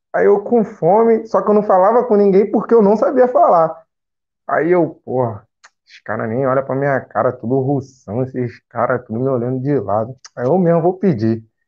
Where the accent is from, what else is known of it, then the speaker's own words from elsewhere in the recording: Rio de Janeiro, Brazil; moved away as an adult; eu sou de Bangu, conjunto da Marinha, cancela preta